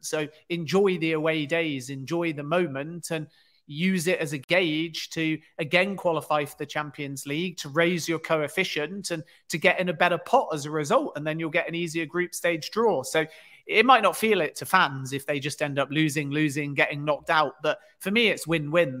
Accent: England, United Kingdom; I'm English

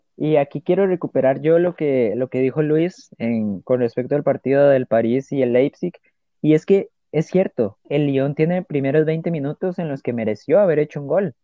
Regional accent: Costa Rica; como tico que soy

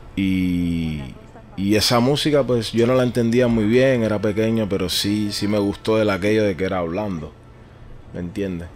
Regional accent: Havana, Cuba; moved away as an adult; also born or lived in Caracas, Venezuela; now in Barcelona, Spain; Yo nací en La Habana, soy un tipo cualquiera como cualquier cubano que nació en el 82 en La Habana.

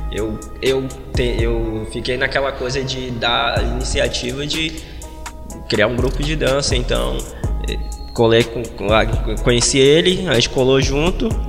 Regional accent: Monte Castelo, Brazil; eu morava no Monte Castelo, foi aonde eu fui criado desde moleque.

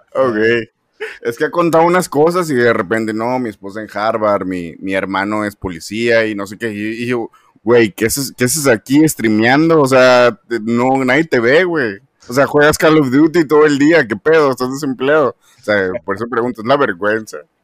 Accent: Monterrey, Nuevo León, Mexico; yo soy de México, soy de Monterrey

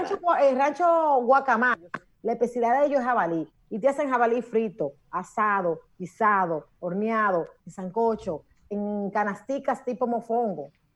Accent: Monte Plata, Dominican Republic; Monte Plata, mi amor, en mi tierra bella preciosa.

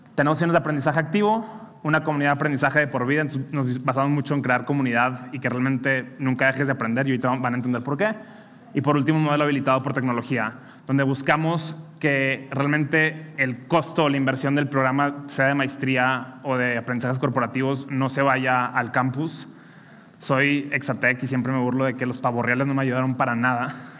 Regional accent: Monterrey, Nuevo León, Mexico; soy regio

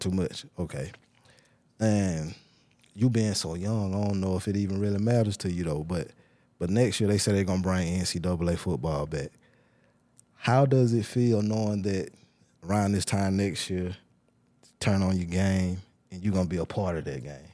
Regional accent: Tuscaloosa, Alabama, United States; I'm from Tuscaloosa

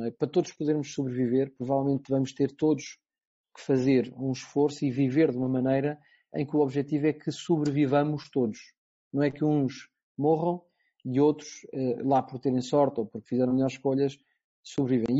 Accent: Portugal; enquanto português

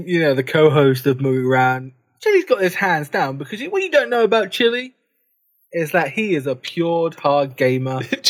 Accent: United Kingdom; being British didn't really help us over here.

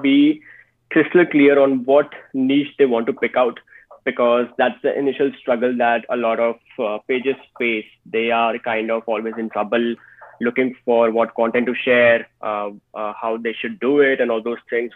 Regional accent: India; I am basically from India

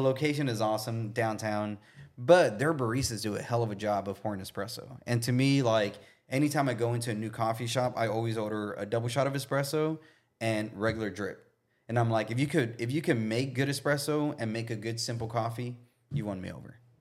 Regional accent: Brownsville, Texas, United States; now in Austin, United States; growing up in Brownsville

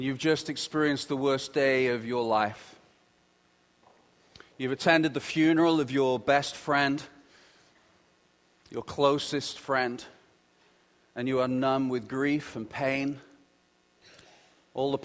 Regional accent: United Kingdom; being British

